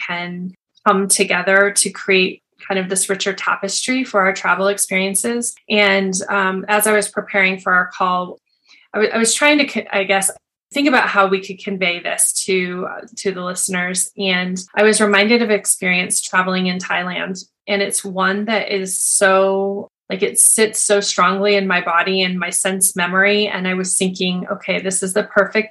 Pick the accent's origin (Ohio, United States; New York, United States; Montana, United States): Montana, United States; now in Colorado, United States; live in Colorado in the United States, but I grew up in Montana.